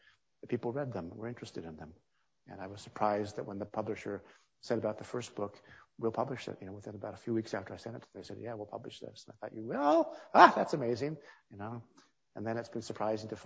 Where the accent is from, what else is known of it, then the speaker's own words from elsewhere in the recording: California, United States; moved away; also born or lived in Pittsburgh / Washington, D.C.; In my school in California, the school had a practice of bringing authors in when I was 10 years old and 11 years old and 12 years old